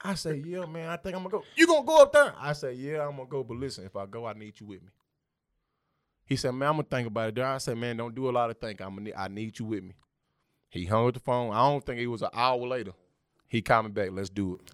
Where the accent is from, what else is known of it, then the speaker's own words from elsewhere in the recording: Texas, United States; we both from the South, he from Georgia, I'm from Texas